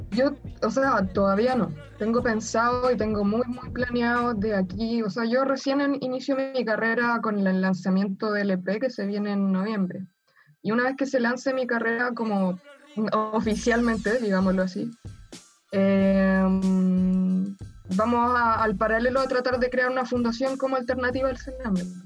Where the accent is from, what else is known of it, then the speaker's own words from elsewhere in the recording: Chile; Somos producto chileno